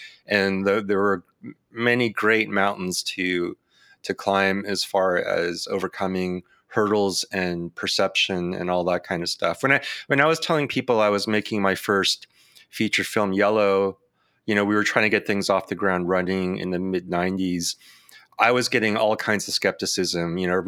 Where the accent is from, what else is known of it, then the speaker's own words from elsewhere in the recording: San Francisco, California, United States; I was born in the Bay Area in San Francisco. And then I basically grew up around California, mostly in the Bay Area, in the city, and on the outskirts of that.